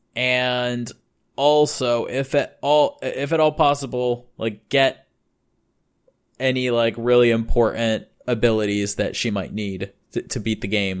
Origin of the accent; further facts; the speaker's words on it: United States; now in Japan; the standards of me being an American and what we have in America